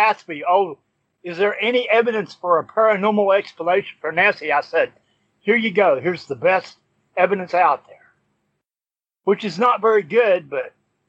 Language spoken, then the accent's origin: English; Alabama, United States; also born or lived in Vermont / Philadelphia / Los Angeles; now in Florida, United States; I'm originally from Alabama, believe it or not.